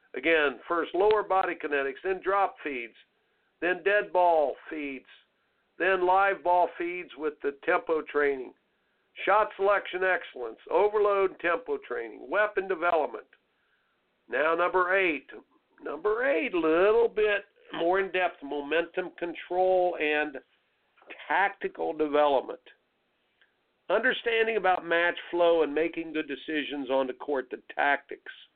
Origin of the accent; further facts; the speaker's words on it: Indiana, United States; growing up in Indiana